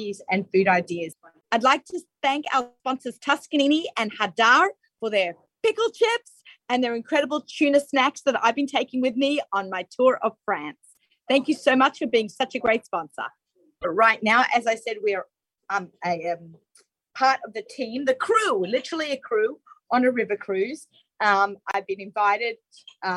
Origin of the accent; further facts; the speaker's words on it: Australia; being Australian